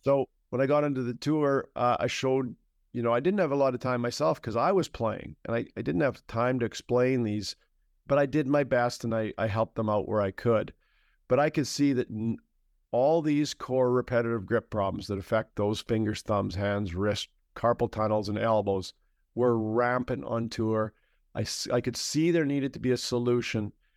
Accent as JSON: {"language": "English", "country": "Canada", "said": "I'm a Canadian"}